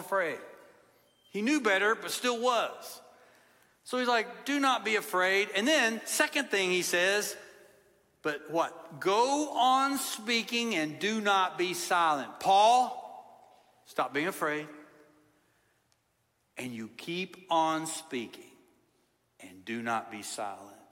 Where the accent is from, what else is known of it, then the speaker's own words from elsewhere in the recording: Kentucky, United States; I'm not from Tennessee. I'm from Kentucky